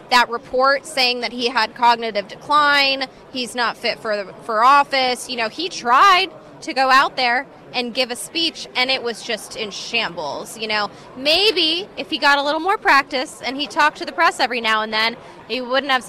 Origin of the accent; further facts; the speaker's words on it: California, United States; I'm from California myself